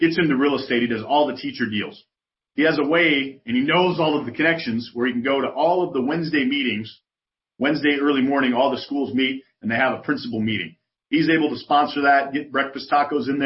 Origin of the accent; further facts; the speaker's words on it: Chicago, Illinois, United States; now in San Antonio, United States; I'm from Chicago. I live in San Antonio